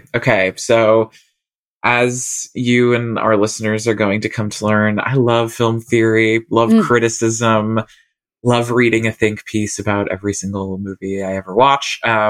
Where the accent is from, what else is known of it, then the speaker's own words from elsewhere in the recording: Australia; I'm Australian.